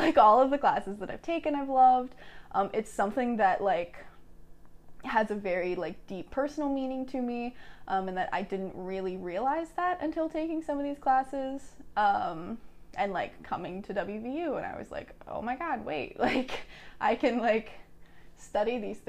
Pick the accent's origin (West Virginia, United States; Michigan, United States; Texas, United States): West Virginia, United States; Mannington; I am currently a sophomore. I'm from Mannington, West Virginia.